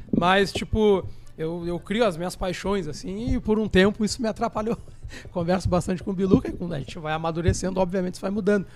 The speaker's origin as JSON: {"language": "Portuguese", "region": "Rio Grande do Sul", "country": "Brazil", "said": "nós somos gaúchos"}